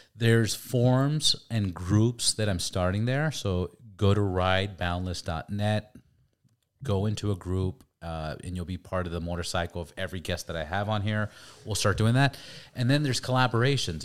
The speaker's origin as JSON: {"language": "English", "town": "Los Angeles", "region": "California", "country": "United States", "tie": "born or raised there", "also_born_or_lived": "Santa Cruz", "said": "I'm from L"}